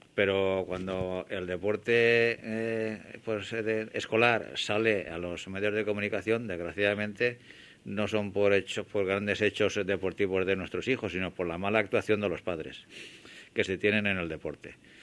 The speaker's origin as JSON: {"language": "Spanish", "region": "Valencian Community", "country": "Spain", "said": "nuestra comunidad valenciana"}